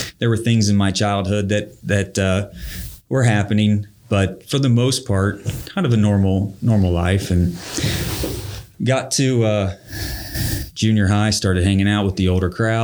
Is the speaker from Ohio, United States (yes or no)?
yes; Hamilton, Ohio, United States; I'm a somewhat local guy, born and raised in Hamilton, Ohio.